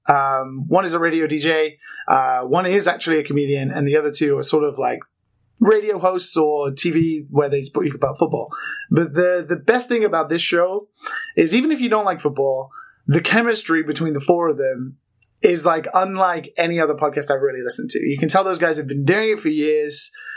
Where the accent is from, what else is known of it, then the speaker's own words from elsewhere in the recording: United Kingdom; now in Japan; I'm British, but I live in Japan